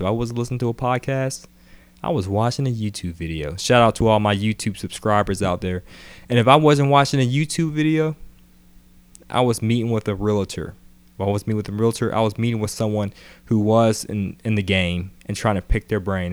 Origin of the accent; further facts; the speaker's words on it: Atlanta, Georgia, United States; also born or lived in Pittsburgh, Pennsylvania; I was born in Pittsburgh, P A. Moved to Atlanta when I was about ten. And, uh, pretty much grew up in Atlanta until I went to college.